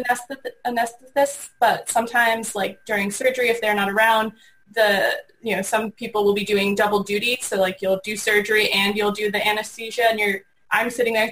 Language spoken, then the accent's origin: English; Connecticut, United States; moved away; also born or lived in Boston; I was born in Connecticut, went to school in Boston